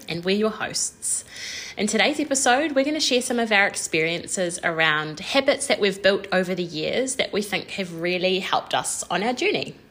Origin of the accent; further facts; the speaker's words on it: New Zealand; We're two Kiwi girls